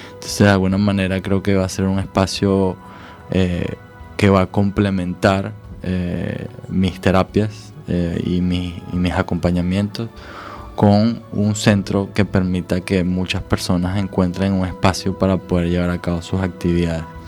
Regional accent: Venezuela; also born or lived in Scandinavia; now in Galicia, Spain; de mi país de origen, de Venezuela

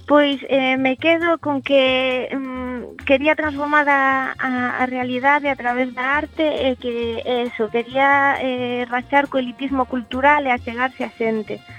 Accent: Santiago de Compostela, Galicia, Spain; also born or lived in Ourense; Eu son de Santiago.

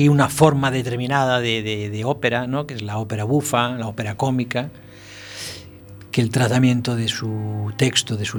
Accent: Galicia, Spain; Francisco Corujo, es, es, de Lanzarote, el resto somos todos gallegos

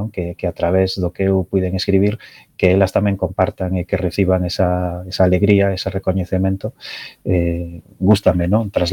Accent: Betanzos, Galicia, Spain; eu son de Betanzos, e a miña familia de Betanzos

